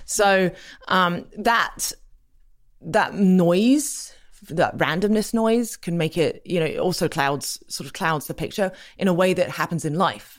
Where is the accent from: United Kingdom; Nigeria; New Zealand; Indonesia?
United Kingdom; England; I grew up in England, as you can hear.